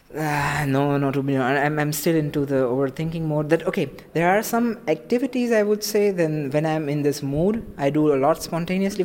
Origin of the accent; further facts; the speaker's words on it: India; now in Germany; I come from India